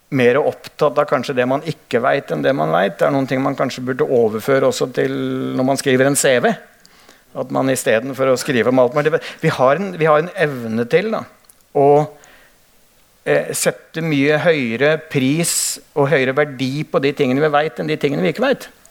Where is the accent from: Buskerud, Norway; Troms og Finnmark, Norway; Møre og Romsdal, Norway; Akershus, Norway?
Buskerud, Norway; Hønefoss; jeg vokste opp i Hønefoss